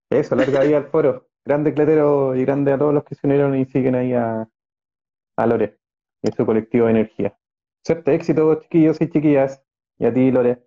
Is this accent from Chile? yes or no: yes; Chile; also born or lived in Venezuela; me vine para acá, entonces también hay muchas cosas entre racismo, clasismo y equidad de género que, me chocaron llegando a Chile, siendo chico, siete años